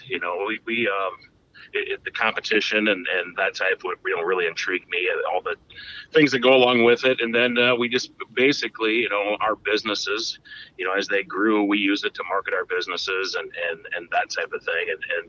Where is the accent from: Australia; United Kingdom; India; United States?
United States; Jackson, Minnesota; Well, we grew up around Jackson, Minnesota, so we'd go to the races